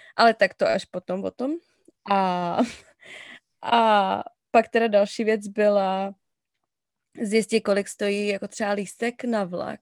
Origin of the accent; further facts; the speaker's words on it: Cheb, Karlovy Vary Region, Czechia; moved away as an adult; now in Falls Church, United States; Jsem z Chebu, ze západu, z České republiky